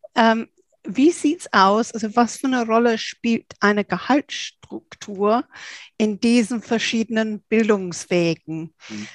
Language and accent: German; England, United Kingdom; now in Germany; als Engländerin